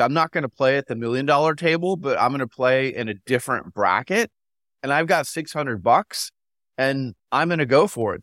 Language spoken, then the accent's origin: English; Phoenix, Arizona, United States; I'm from Phoenix